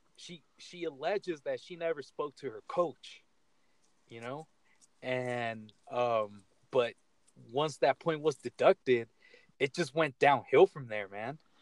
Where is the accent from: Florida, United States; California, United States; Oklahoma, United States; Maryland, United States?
California, United States; Bay Area; also born or lived in Michoacan, Mexico; now in Colorado, United States; growing up in the Bay Area